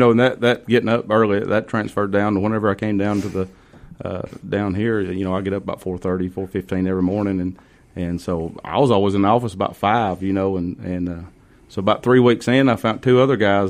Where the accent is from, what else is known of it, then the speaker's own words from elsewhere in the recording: North Georgia, United States; accent: North Georgia; I'm from North Georgia by my accent. I was born and raised in Murray County.